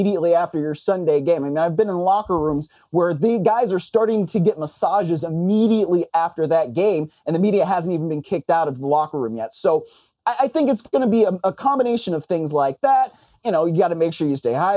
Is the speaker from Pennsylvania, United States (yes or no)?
no; Cleveland, Ohio, United States; I grew up in Cleveland